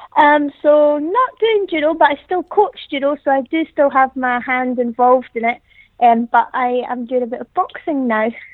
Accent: the Highlands, Scotland, United Kingdom; moved away; I'm originally from the Highlands, so there's not really too much to do.

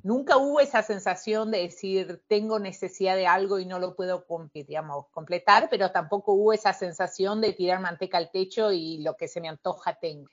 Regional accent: Concordia, Entre Ríos, Argentina; moved away as an adult; also born or lived in Córdoba, Argentina / Miami, United States; now in Washington, D.C., United States; yo soy de Concordia en Entre Ríos y vivo en Washington, D.C. desde el año 2002-2003

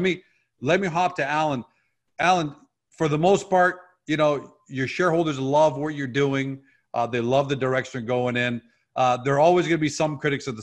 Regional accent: Canada; I'm Canadian

